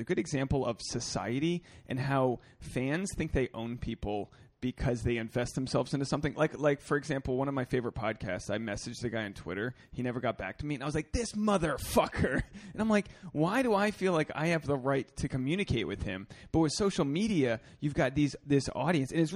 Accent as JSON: {"language": "English", "region": "New England", "country": "United States", "said": "I'm from New England where we kind of repress our character"}